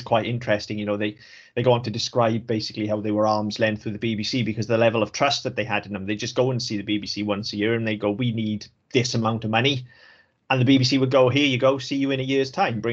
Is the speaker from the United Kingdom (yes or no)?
yes; Welsh, Wales, United Kingdom; I'm Welsh